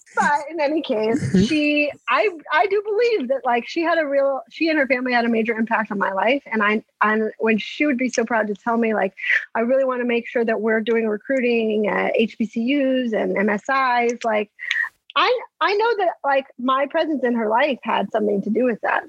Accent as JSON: {"language": "English", "town": "El Paso", "region": "Texas", "country": "United States", "tie": "born or raised there", "also_born_or_lived": "Stanford, California / Boston / Washington", "moved": "as an adult", "lives_now": "New York City, United States", "said": "I'm from El Paso"}